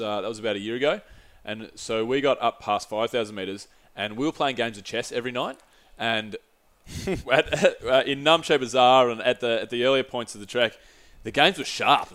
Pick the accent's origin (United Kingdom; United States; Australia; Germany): Australia; no soy Gringo, soy Australiano, which is, no, I'm not a Gringo, I'm, a, I'm an Aussie